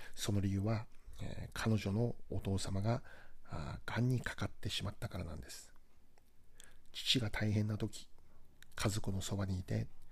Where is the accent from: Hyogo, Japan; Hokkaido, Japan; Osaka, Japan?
Hokkaido, Japan; moved away; 私は北海道出身で、えー、現在も